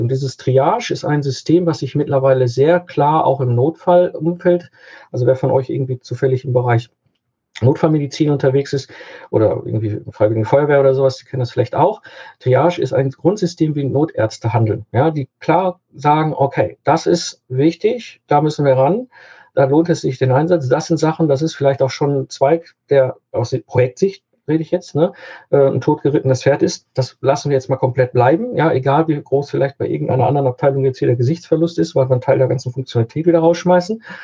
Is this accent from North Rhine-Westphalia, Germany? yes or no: yes; Cologne, North Rhine-Westphalia, Germany; hier im Kölner Raum, ich komme aus Köln